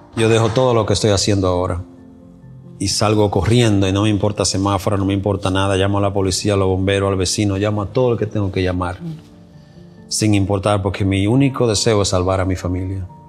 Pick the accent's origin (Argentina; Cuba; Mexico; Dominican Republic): Dominican Republic; moved away as an adult; also born or lived in New York City; now in United States; llego desde la República Dominicana y llegué a la ciudad de Nueva York